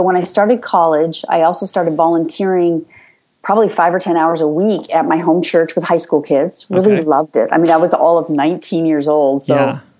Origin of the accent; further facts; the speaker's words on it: Los Angeles, California, United States; also born or lived in Chicago; I was born in Los Angeles, California. I am a second generation LA girl, which is unusual.